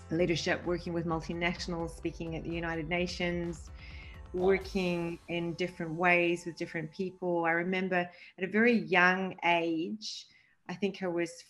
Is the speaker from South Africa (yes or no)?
no; Mumbai, Maharashtra, India; born there; I'm Maltese Italian of heritage. I was born in Mumbai, India, and my dad used to work with Mother Teresa.